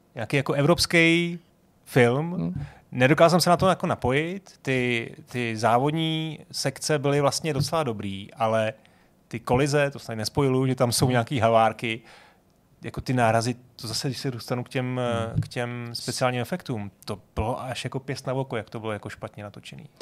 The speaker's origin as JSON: {"language": "Czech", "region": "Prague", "country": "Czechia", "said": "já jsem z Vršovic"}